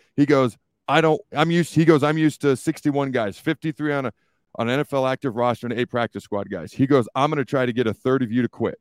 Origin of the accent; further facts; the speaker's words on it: the Northwest, Pacific Northwest, United States; moved away; I grew up in the Northwest